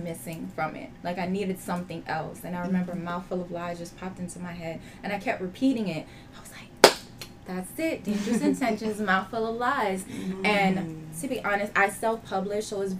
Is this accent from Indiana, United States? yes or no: no; Miami, Florida, United States; I was born here in Miami, Florida. My family background is Trinidadian